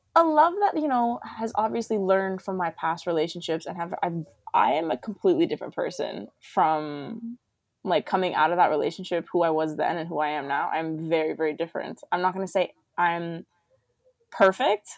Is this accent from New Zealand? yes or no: no; Toronto, Ontario, Canada; I'm from Toronto